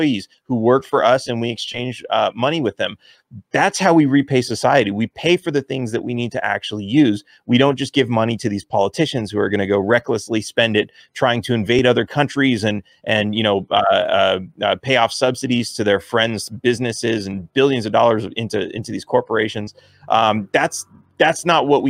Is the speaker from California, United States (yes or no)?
yes; California, United States; I grew up in California, which is very left